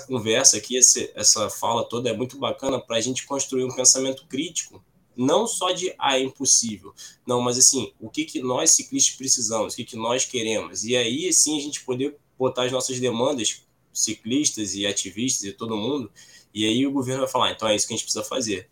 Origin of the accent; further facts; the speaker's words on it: Baixada Fluminense, Rio de Janeiro, Brazil; also born or lived in Nova Iguaçu; Eu moro aqui no, em Nova Iguaçu, sou da Baixada Fluminense, Rio de Janeiro.